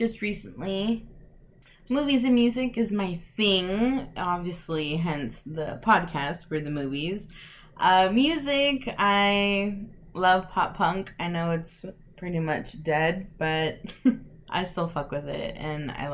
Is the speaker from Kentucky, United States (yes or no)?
no; El Paso, Texas, United States; moved away as an adult; now in Midland, United States; I am from El Paso, Texas, so shout out to the 915.